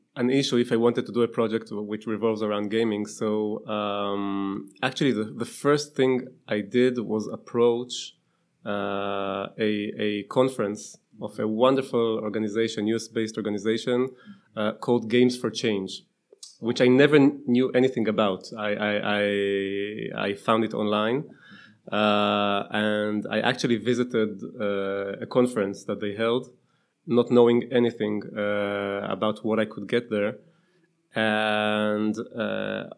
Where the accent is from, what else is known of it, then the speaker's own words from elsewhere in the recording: Israel; growing up in Israel